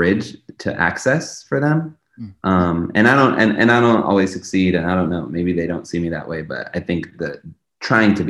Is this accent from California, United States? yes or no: yes; Los Angeles, California, United States; I grew up in Los Angeles during the zero tolerance era of policing